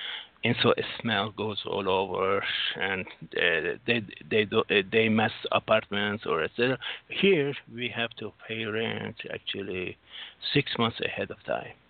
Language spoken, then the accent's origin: English; United States; now in Singapore; No, American citizen. I'm American citizen, my dear. I am from America.